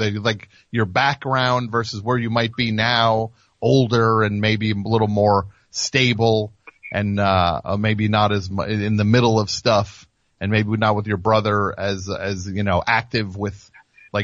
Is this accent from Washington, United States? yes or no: no; New Jersey, United States; we're from New Jersey here